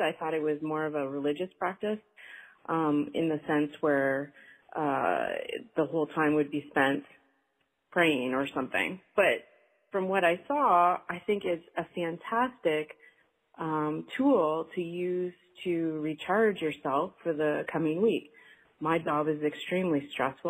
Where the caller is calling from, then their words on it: Canada; I'm calling from Canada.